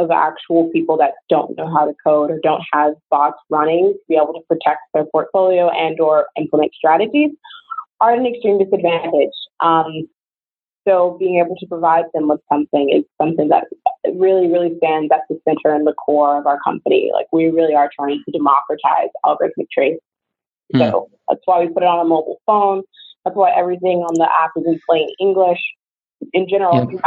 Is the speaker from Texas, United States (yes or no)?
no; Georgia, United States; moved away as an adult; I grew up in Georgia